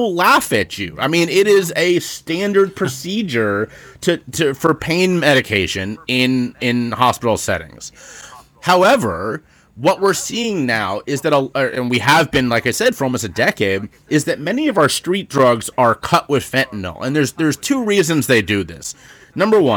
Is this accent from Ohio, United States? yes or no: yes; Cincinnati, Ohio, United States; also born or lived in Charleston, South Carolina; now in Philadelphia, United States; I grew up in Cincinnati, Ohio, and my hometown